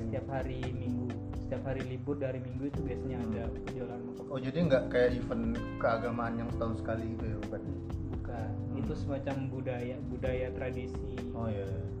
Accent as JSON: {"language": "Indonesian", "region": "Bali", "country": "Indonesia", "moved": "yes", "said": "iya gua dari Bali"}